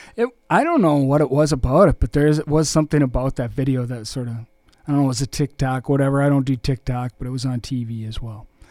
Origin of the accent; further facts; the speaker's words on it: Austin, Minnesota, United States; also born or lived in Winona; Austin, my hometown